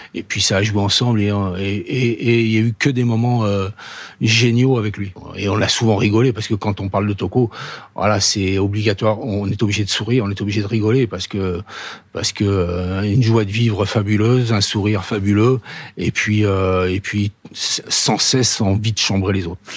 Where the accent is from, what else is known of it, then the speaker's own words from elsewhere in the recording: Paris, Île-de-France, France; je suis parisien, euh, je suis né à Paris.